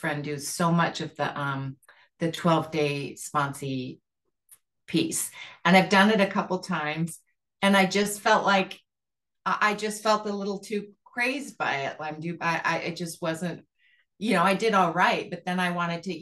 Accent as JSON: {"language": "English", "region": "Montana", "country": "United States", "said": "I'm from Montana"}